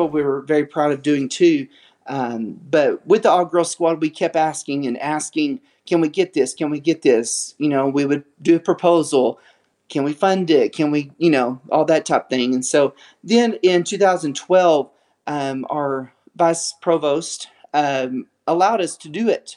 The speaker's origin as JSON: {"language": "English", "region": "West Texas", "country": "United States", "tie": "born or raised there", "said": "grew up in West Texas"}